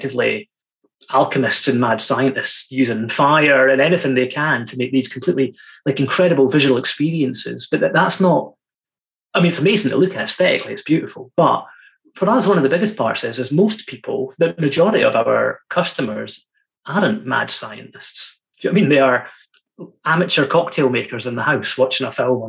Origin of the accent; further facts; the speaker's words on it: Fraserburgh, Scotland, United Kingdom; my hometown's beside Fraserburgh